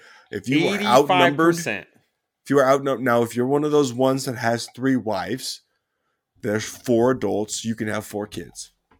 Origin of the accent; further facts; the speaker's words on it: Utah, United States; I'm from Utah. I'm born and raised in Utah.